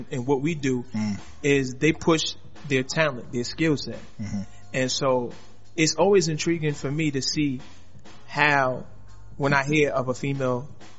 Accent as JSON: {"language": "English", "town": "New York City", "region": "New York", "country": "United States", "said": "Harlem's own"}